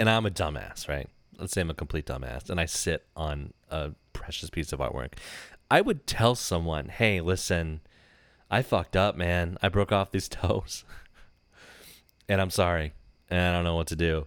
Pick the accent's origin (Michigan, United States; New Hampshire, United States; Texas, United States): Michigan, United States; we're from Michigan